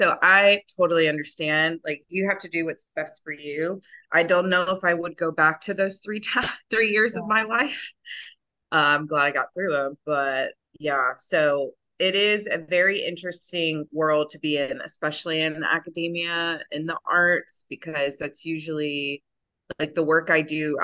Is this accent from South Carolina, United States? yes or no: yes; Myrtle Beach, South Carolina, United States; now in Rock Hill, United States; I grew up in Myrtle Beach, but I just moved to Rock Hill, South Carolina